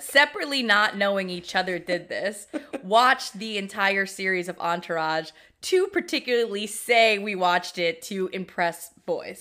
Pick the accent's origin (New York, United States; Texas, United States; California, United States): New York, United States; New York City; growing up in Queens